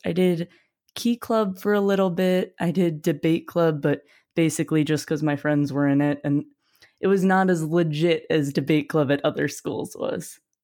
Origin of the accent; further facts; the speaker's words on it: Wisconsin, United States; moved away; also born or lived in Ohio; I'm from Wisconsin initially, but I actually did high school in Ohio